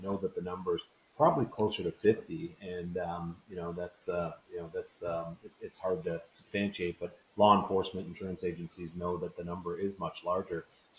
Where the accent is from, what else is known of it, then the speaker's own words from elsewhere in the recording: Michigan, United States; for example, in my home state, it's referred to as Hands Free Michigan.